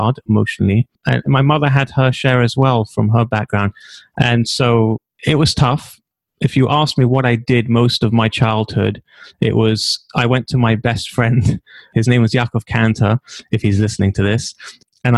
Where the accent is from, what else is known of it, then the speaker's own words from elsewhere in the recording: London, United Kingdom; accent: British; now in Israel; originally, I'm from a little shtetl called Stamford Hill